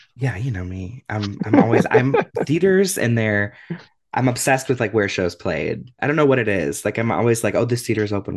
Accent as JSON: {"language": "English", "town": "Cleveland", "region": "Ohio", "country": "United States", "tie": "born or raised there", "lives_now": "Columbus, United States", "said": "we're Ohio boys. We grew up in Cleveland."}